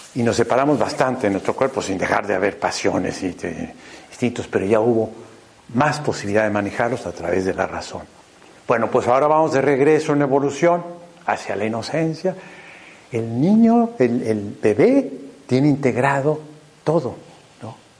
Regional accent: Mexico; soy mexicano, muy torpe para el español.

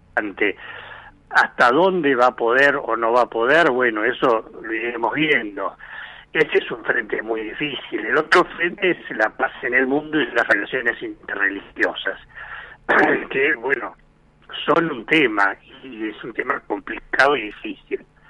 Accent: Argentina; a nosotros como argentinos

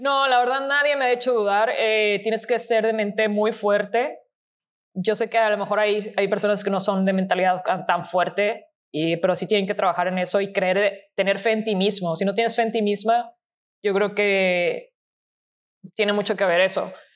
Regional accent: Mexico

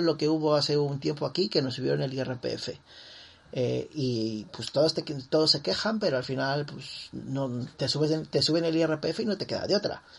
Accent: Mexico; como mexicanos

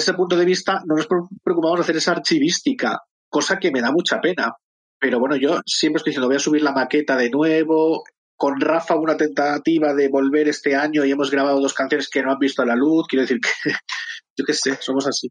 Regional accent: Madrid, Community of Madrid, Spain; Yo soy de Madrid, de Chamberí

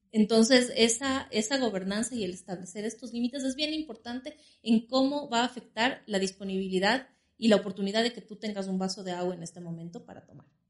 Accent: Quito, Pichincha, Ecuador; nací aquí en la ciudad de Quito

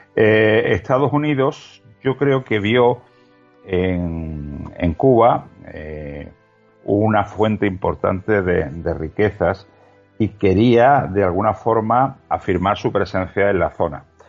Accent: Spain; como español

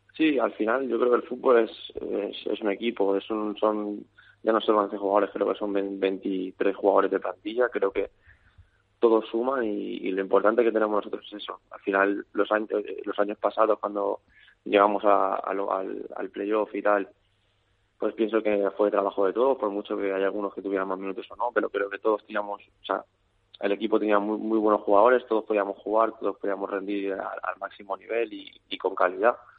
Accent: Calvià, Balearic Islands, Spain; yo soy de Calviá

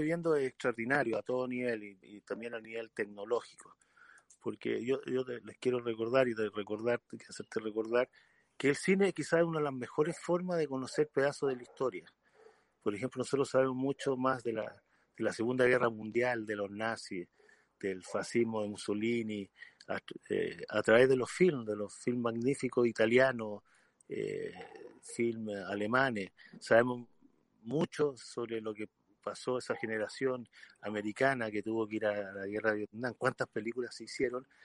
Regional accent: Chile; moved away as an adult; muchos de los cineastas tuvimos que salir fuera de Chile, actores, eh, y después cuando yo volví a Chile

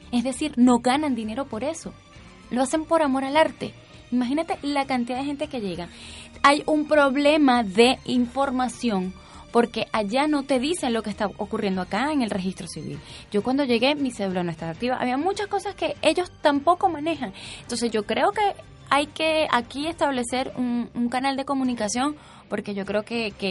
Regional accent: Chile; yo soy, tengo dos nacionalidades porque soy chilena

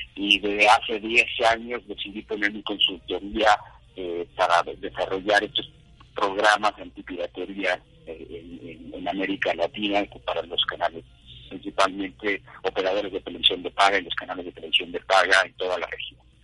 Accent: Mexico; yo soy abogado, soy abogado mexicano

